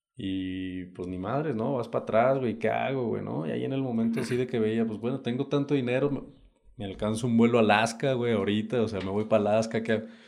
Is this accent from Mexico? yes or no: yes; Saltillo, Coahuila, Mexico; moved away as an adult; also born or lived in United States; now in Oaxaca, Mexico; yo vengo del norte, Saltillo, Coahuila, para ser exacto. Ahorita, bueno, ahí nací.